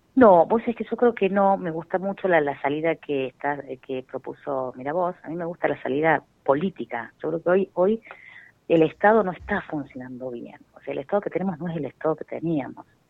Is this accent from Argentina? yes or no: yes; Argentina